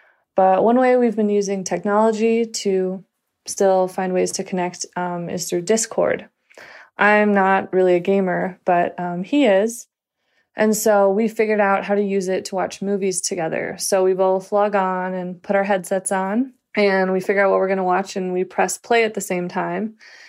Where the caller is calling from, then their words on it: Polson, Montana, United States; I'm calling from Polson, Montana.